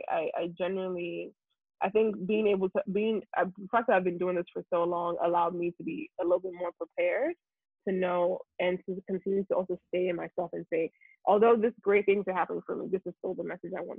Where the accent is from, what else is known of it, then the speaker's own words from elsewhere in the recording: Nigeria; first language Yoruba; English is a second language; moved away as an adult; now in United States; being Nigerian